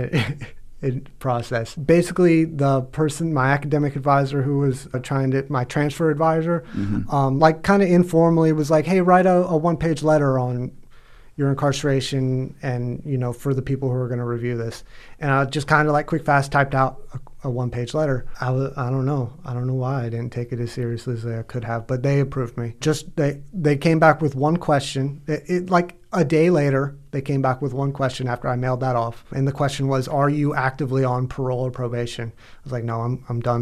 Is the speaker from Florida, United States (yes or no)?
yes; Gainesville, Florida, United States; I'm kind of from Gainesville